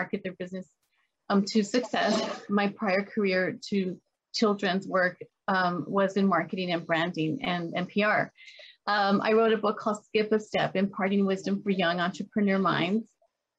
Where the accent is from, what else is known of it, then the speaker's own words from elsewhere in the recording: El Paso, Texas, United States; I grew up in El Paso, Texas, a border town